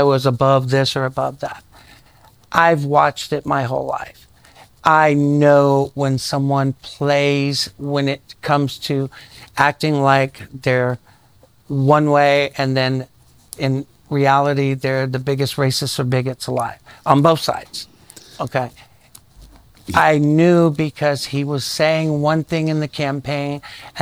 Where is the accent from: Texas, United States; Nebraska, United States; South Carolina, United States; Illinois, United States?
South Carolina, United States; rural; I grew up in rural South Carolina